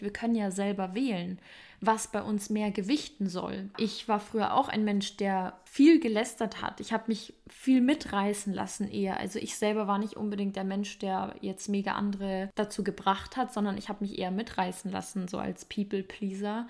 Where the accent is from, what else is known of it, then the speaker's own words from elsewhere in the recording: Germany; bei uns in Deutschland